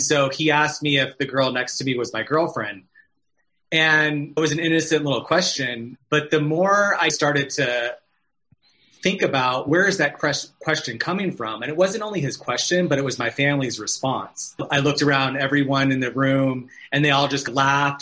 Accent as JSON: {"language": "English", "region": "Arizona", "country": "United States", "moved": "yes", "lives_now": "California, United States", "said": "I'm from Arizona, and so I was home visiting my family"}